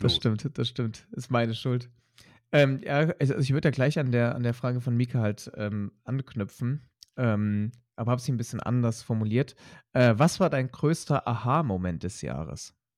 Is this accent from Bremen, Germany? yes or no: no; Leipzig, Saxony, Germany; in Sachsen, in Leipzig groß geworden bin